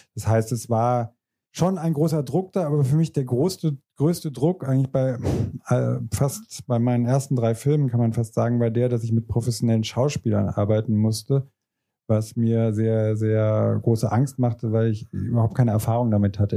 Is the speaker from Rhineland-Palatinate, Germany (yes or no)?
yes; Diez, Rhineland-Palatinate, Germany; moved away; also born or lived in France; in meiner Heimatstadt Dietz